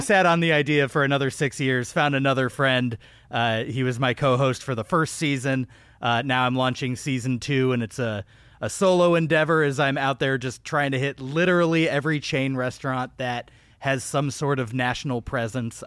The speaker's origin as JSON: {"language": "English", "town": "Austin", "region": "Texas", "country": "United States", "tie": "born or raised there", "moved": "yes", "said": "I spent a large part of my childhood in Austin, Texas"}